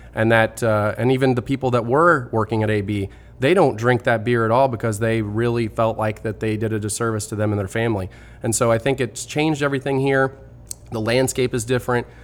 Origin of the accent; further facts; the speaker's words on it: Festus, Missouri, United States; I'm from Festus. I've grown up here